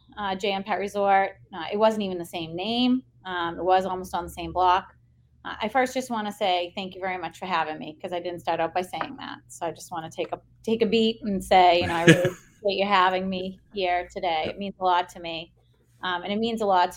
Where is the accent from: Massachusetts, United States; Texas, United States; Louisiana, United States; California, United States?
Massachusetts, United States; South Shore; I'm a South Shore kid